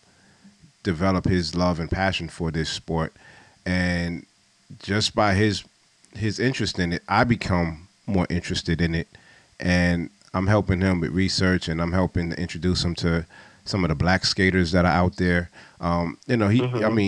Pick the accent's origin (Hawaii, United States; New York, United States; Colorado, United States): New York, United States; New York City; I'm from New York, I'm from Brooklyn